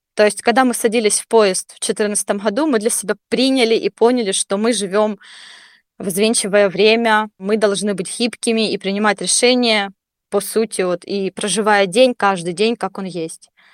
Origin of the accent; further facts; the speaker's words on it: Donetsk, Donetsk Oblast, Ukraine; moved away as an adult; Я сама из Донецка